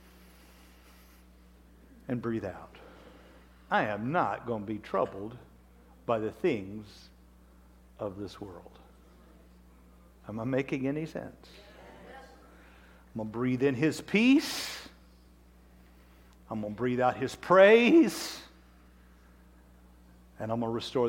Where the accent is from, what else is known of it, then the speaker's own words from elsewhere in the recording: Wichita, Kansas, United States; I'm from Wichita, Kansas